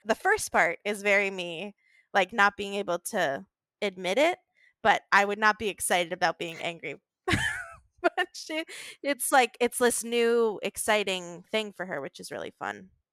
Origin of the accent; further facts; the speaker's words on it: Virginia, United States; I grew up in Virginia